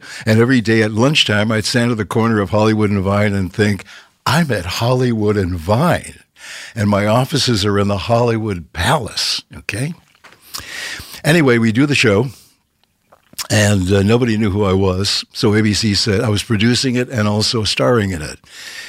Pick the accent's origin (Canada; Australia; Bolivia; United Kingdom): Canada; now in Los Angeles, United States; 52 years ago, I moved to LA from Canada. And in Canada, we had no agents, no managers.